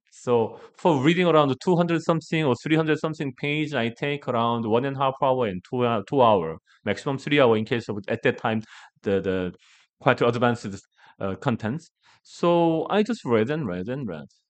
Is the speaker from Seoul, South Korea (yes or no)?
no; Gangwon, South Korea; English is a second language; I'm from the Gangwon province, that is eastern part of Korea. That is really rural part